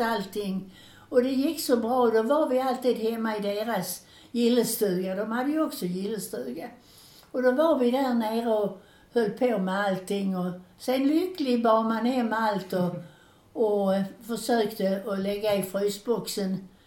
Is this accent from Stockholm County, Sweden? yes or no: no; Landskrona, Skåne, Sweden; moved away; hemma i Landskrona